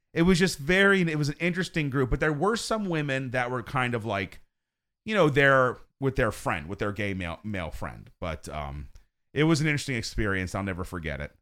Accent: Pennsylvania, United States; I'm from Pennsylvania

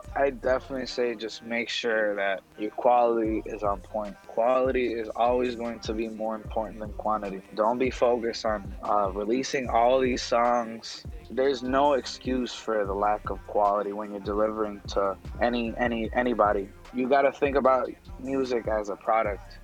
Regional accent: Puerto Rico; moved away as an adult; also born or lived in Chicago, Illinois; now in Illinois, United States; I'm actually from Puerto Rico. Yeah. So I've been here for like max of like five, six years.

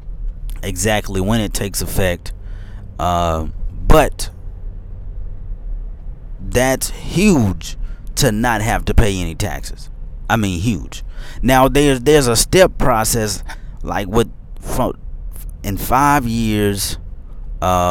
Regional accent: Memphis, Tennessee, United States; now in Middle Tennessee, United States; I'm from Memphis

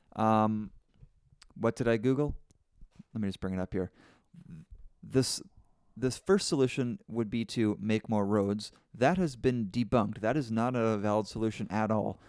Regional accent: Canada; I'm from Canada

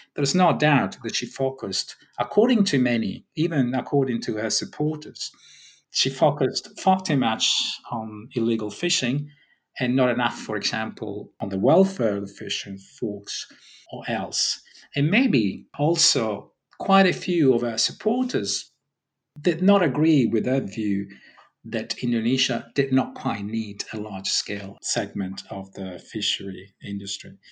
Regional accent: Sicily, Italy; I'm from Sicily

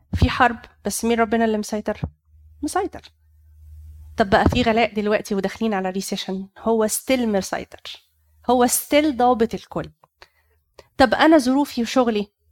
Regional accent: Egypt; عندنا في مصر

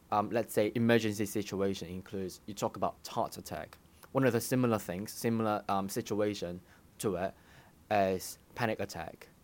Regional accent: Hong Kong; moved away as an adult; also born or lived in United Kingdom; I studied in the U K, but I grew up in Hong Kong

